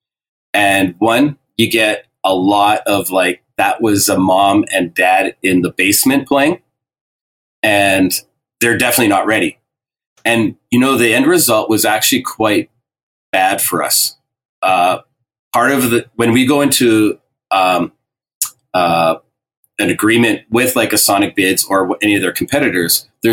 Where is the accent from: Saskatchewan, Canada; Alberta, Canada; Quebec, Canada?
Alberta, Canada; I'm from Alberta